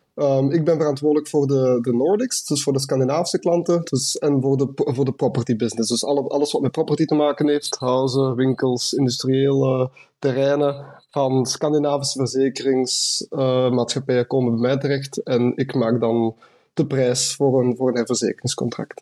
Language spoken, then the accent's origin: Dutch; Westerlo, Flanders, Belgium; moved away as an adult; also born or lived in Ghent; now in Munich, Germany; ik kom oorspronkelijk uit Westerlo, Vlaanderen